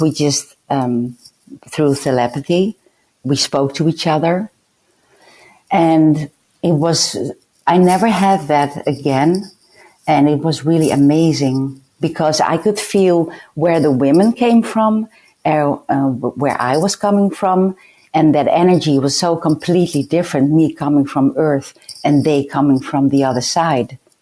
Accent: Netherlands; I was a lunatic from the Netherlands

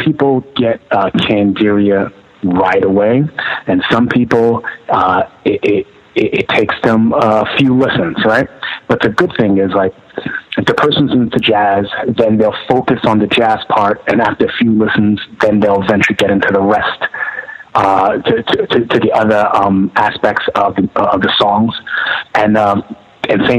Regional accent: New York City, New York, United States; No, Brooklyn all my life. Okay. You know, I was born in Brooklyn, Kings County Hospital

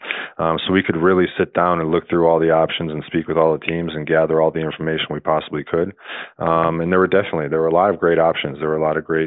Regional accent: Wisconsin, United States; I grew up obviously in Wisconsin

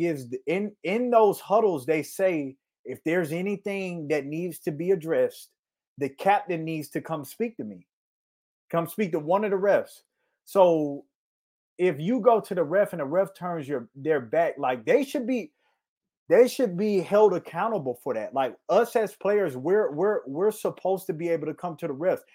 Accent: Florida, United States; moved away; I'm from Florida

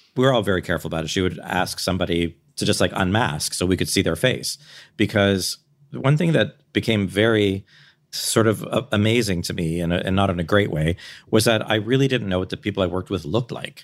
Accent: Canada; I'm Canadian.

